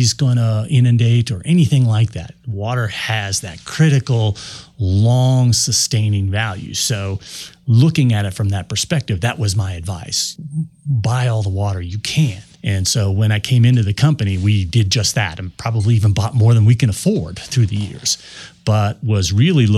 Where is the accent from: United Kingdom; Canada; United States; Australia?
United States; Denver, Colorado; I'm a Denver native growing up in Colorado